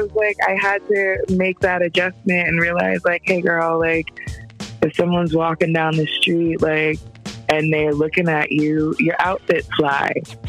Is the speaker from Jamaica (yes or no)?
yes; Jamaica; you know, I'm Jamaican, so I'm like, y'all babies want to eat, like.